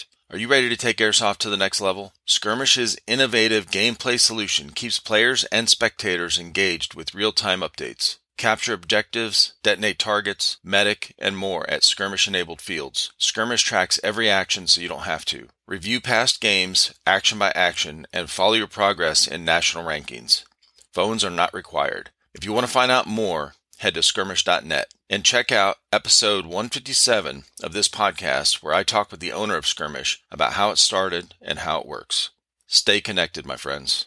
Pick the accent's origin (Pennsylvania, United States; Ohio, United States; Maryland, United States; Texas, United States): Ohio, United States; Cleveland; moved away as an adult; now in the South, United States; I grew up in Cleveland, so I'm used